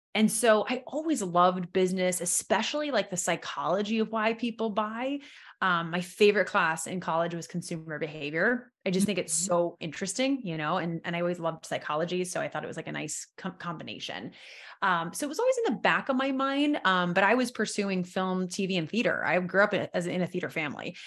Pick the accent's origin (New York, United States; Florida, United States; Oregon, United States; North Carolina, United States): New York, United States; moved away; I'm from originally from New York, so I moved back to New York in 2012.